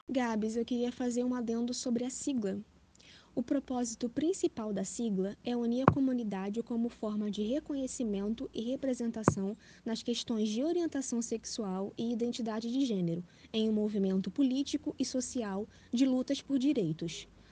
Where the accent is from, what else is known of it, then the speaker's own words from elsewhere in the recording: Rio de Janeiro, Brazil; Tenho 24 anos, sou carioca